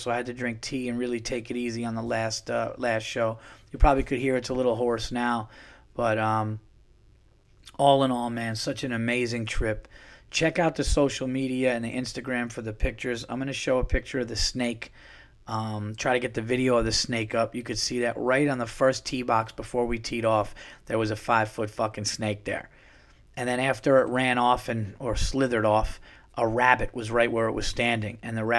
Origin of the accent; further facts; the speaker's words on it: California, United States; now in Dallas, United States; Yeah, well, I'm from California, so, you know, but I'm in Dallas now.